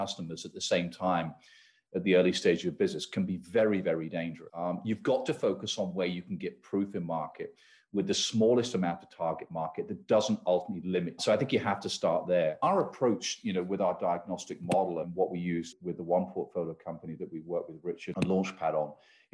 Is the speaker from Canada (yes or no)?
no; United Kingdom; now in United States; I hail, you can probably tell from my accent, from the UK